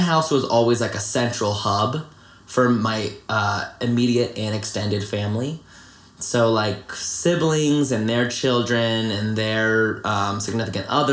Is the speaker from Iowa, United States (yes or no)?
no; Greensboro, North Carolina, United States; I was born in Greensboro, North Carolina. And I lived there my whole life